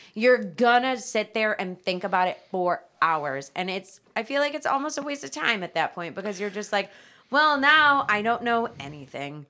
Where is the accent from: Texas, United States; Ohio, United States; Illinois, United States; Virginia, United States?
Ohio, United States; Strongsville; I grew up in Strongsville